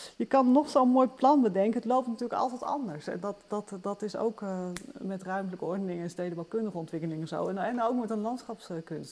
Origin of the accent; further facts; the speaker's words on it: Luttelgeest, Flevoland, Netherlands; ik ben zelf opgegroeid in Noordoostpolder, in het nieuwe land